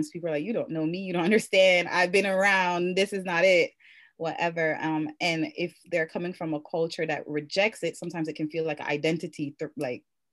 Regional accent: Jamaica; I'm Jamaican

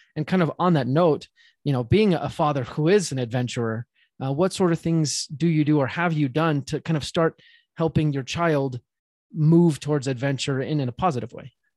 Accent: Utah, United States; I'm from Utah

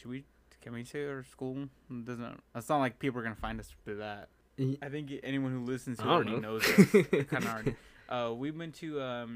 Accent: Sacramento, California, United States; this is my hometown

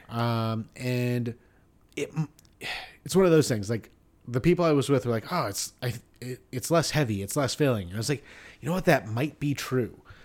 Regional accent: United States; I'm an American

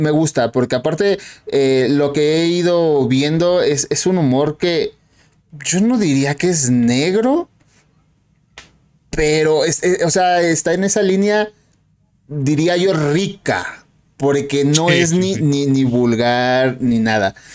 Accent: Mexico; Ok, eh, soy de aquí, de México. Eh, México, querido, lindo, hermoso.

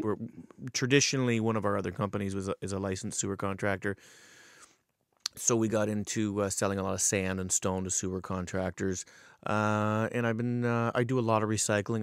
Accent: Paris, Ontario, Canada; born and raised in Paris

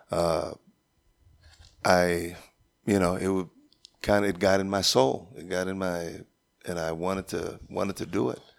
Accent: Pearsall, Texas, United States; we're originally from Pearsall, Texas, which is south of San Antonio

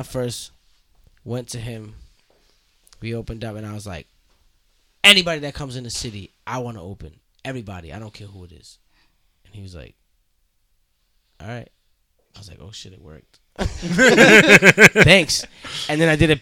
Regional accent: Rhode Island, United States; I'm from Rhode Island

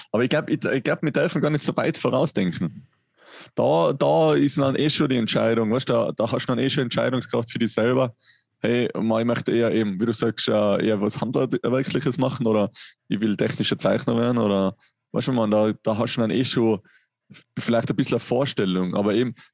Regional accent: Tyrol, Austria; Da, da, da kommst du, glaube ich, gar nicht aus als Tiroler.

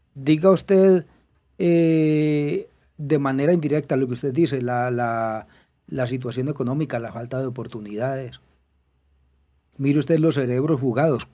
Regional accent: Colombia; como buenos esnovistas colombianos

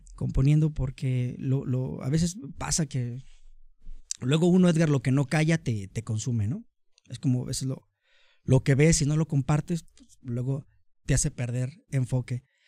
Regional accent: Tonalá, Jalisco, Mexico; soy orgullosamente tonalteca, tonalteco, tonalense

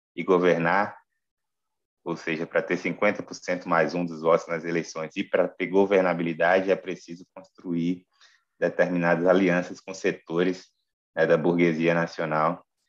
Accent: Rio Grande do Norte, Brazil; moved away as an adult; now in Brasília, Brazil; sou oriundo do Rio Grande do Norte, mas estou radicado em Brasília desde o golpe de 2016

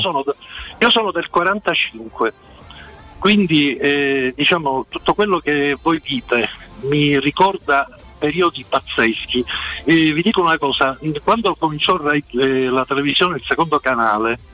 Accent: Palermo, Sicily, Italy; moved away as an adult; now in Rome, Italy; Sono di Palermo

